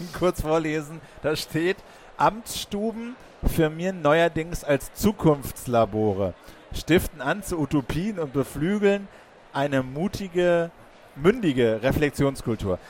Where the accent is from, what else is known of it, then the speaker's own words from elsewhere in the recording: Berlin, Germany; als Berliner